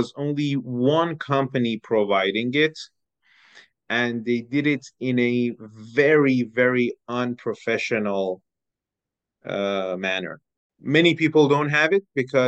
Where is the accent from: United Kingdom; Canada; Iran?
Iran; moved away as an adult; also born or lived in Bratislava, Slovakia; now in Slovakia; I am from Iran. I have been living in Slovakia for almost 7 years